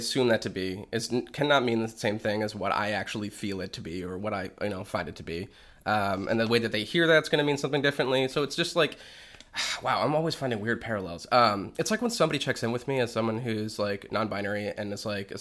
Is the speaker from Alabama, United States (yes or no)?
no; Manchester, New Hampshire, United States; I'm from New Hampshire